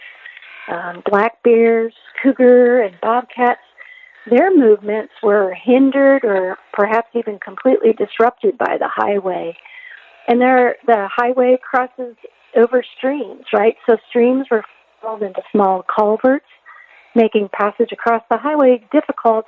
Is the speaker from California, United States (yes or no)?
no; upstate New York, United States; moved away as an adult; also born or lived in New Mexico; now in Ellensburg, United States; I grew up outside a small town in upstate New York